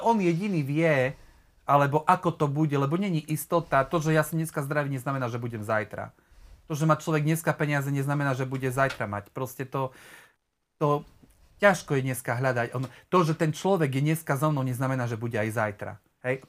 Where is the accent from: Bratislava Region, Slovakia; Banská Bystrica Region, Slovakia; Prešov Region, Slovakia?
Prešov Region, Slovakia; Haniska; now in Prešov, Slovakia; celé svoje detstvo a svoju mladosť uh, som strávil vlastne v dedine, blízko Prešova, Haniske pri Prešove